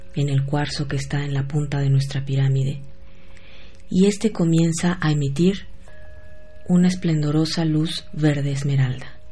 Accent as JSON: {"language": "Spanish", "region": "Querétaro", "country": "Mexico", "tie": "born or raised there", "moved": "yes", "said": "allá en mi pueblo en Querétaro"}